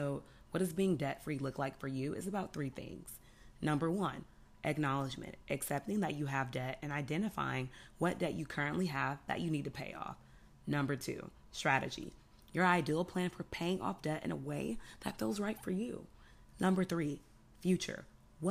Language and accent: English; Houston, Texas, United States; moved away; I'm from Houston